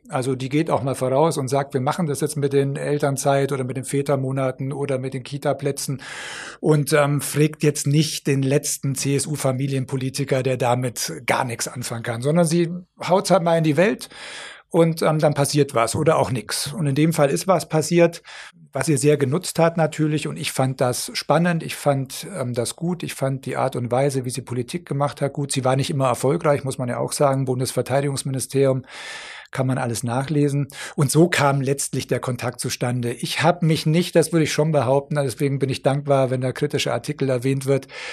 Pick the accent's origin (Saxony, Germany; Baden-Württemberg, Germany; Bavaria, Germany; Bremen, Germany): Bavaria, Germany; Augsburg; moved away as an adult; also born or lived in Thannhausen / Berlin / Brussels / Munich; in Augsburg geboren bin und hier aufgewachsen bin in der Nähe.